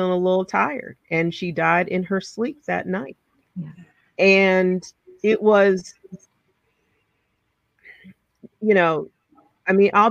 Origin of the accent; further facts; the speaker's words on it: New Jersey, United States; moved away as an adult; also born or lived in New Orleans; I grew up in Jersey.